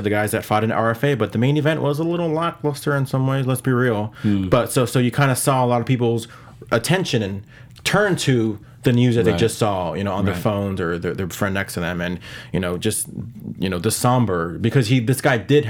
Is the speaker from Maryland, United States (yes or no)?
no; Los Angeles, California, United States; from Los Angeles, you know, our, mm-hmm. I mean, my hometown